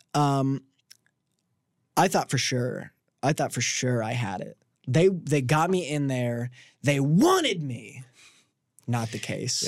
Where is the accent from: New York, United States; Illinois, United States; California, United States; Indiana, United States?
Indiana, United States; Washington; moved away; I'm from Washington, Indiana